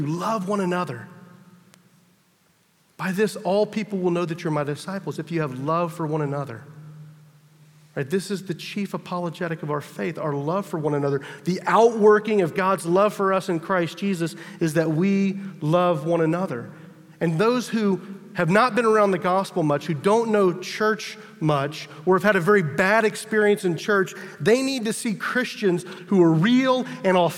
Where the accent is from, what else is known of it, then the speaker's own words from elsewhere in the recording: United States; as an American